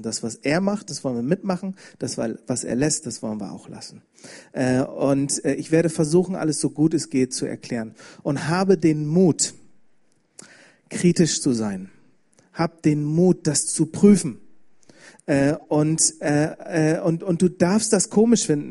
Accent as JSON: {"language": "German", "region": "Bremen", "country": "Germany", "said": "ich bin aus Bremen, habe ich schon gesagt, ich bin in einer christlichen Familie aufgewachsen"}